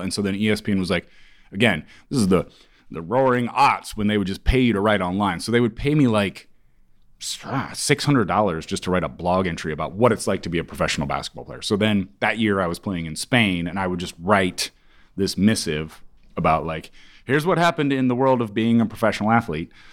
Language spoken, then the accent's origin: English; Kansas, United States; also born or lived in Ames, Iowa; I'm from the Midwest